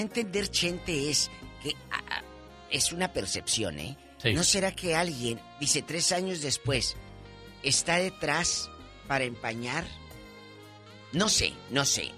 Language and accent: Spanish; Matamoros, Tamaulipas, Mexico; en mi Matamoros querido, mi tierra del alma